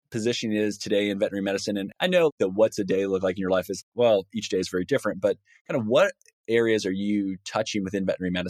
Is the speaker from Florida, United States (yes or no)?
no; Indiana, United States; I'm from Indiana.